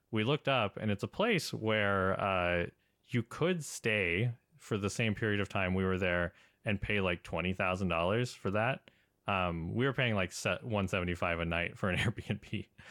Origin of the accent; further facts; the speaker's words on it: Portland, Oregon, United States; I'm from Portland